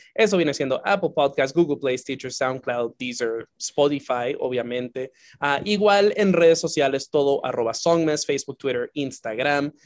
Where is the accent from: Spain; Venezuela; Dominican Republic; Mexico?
Dominican Republic; also born or lived in Santiago; now in United States; mi formación como persona fue en, en la isla